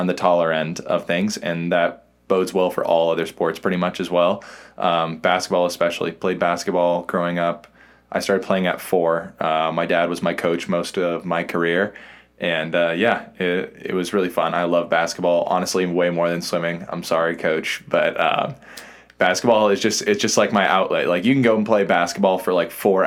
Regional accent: Bay Area, California, United States; moved away as an adult; also born or lived in Arkansas; now in Seattle, United States; I'm originally from the Bay Area, currently live up in Seattle, Washington now

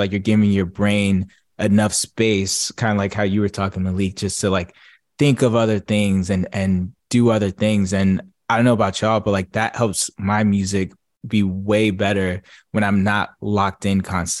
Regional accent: New Jersey, United States; So I grew up in New Jersey

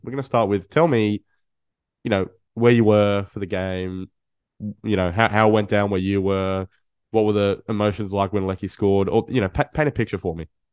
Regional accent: Australia; for us as, as Australian football fans

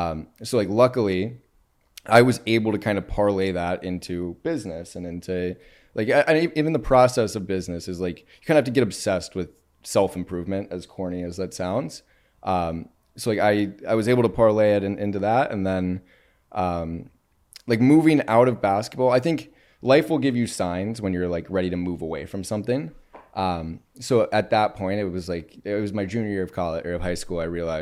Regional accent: Cincinnati, Ohio, United States; I'm from Cincinnati.

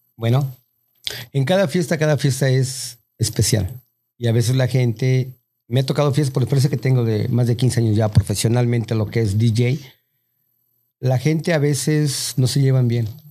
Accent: Mexico; moved away; Uno como mexicano

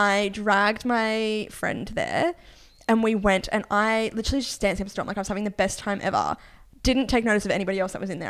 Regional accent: South Africa; I'm South African

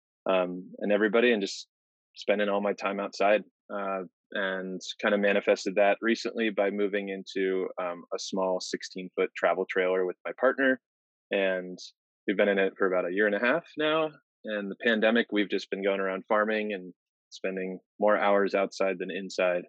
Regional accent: Arizona, United States; I'm originally from Arizona

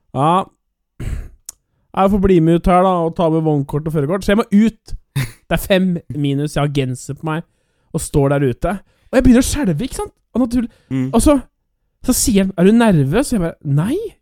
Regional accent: Norway; jeg er norsk

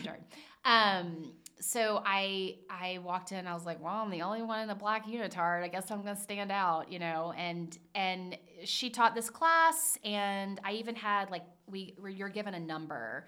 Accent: Charleston, South Carolina, United States; now in Cincinnati, United States; I grew up in Charleston, South Carolina

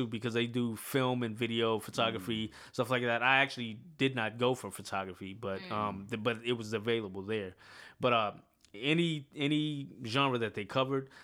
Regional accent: Houston, Texas, United States; born or raised there; moved away as an adult; also born or lived in Ghana (ancestry); now in Atlanta, United States

